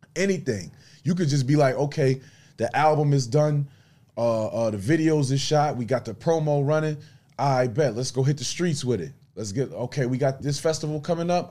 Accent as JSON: {"language": "English", "town": "Buffalo", "region": "New York", "country": "United States", "tie": "born or raised there", "said": "I'm from Buffalo, Buffalo, New York"}